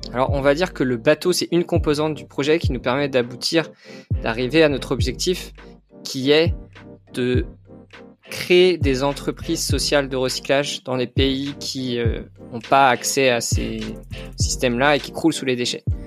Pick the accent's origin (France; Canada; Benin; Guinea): France; Concarneau, Brittany; j'ai grandi à Concarneau, en Bretagne